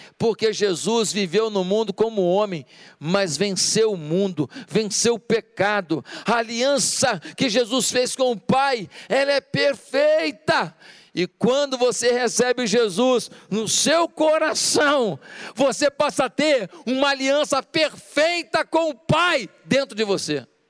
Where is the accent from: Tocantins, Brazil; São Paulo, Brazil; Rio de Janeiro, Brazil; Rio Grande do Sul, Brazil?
Rio de Janeiro, Brazil; moved away as an adult; also born or lived in Ipatinga, Minas Gerais; Eu me lembro quando eu saí do Rio de Janeiro, ficava pertinho do meu pai, da minha mãe, dos meus amigos de infância, e eu fui pastorear em Ipatinga, Minas Gerais